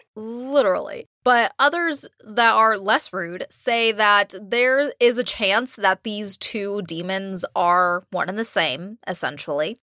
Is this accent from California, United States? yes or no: yes; California, United States; I'm from California and took Spanish in high school and college